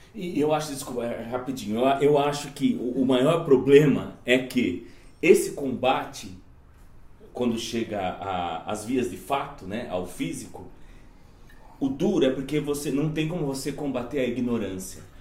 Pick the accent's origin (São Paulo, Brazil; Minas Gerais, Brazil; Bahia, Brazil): São Paulo, Brazil; Jundiaí; numa instituição, uma comunidade de Jundiaí, que é, a, que é a cidade de onde eu vim